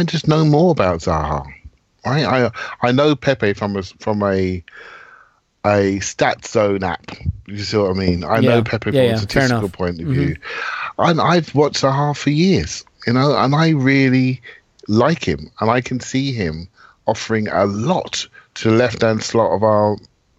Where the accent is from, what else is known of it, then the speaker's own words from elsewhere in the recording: United Kingdom; as a Londoner or someone who grew up close to London